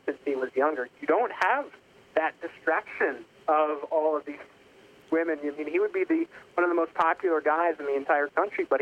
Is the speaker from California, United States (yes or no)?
no; New York, United States; moved away as an adult; now in Kansas City, United States; I'm actually originally from New York. Ended up in Kansas City from an internship.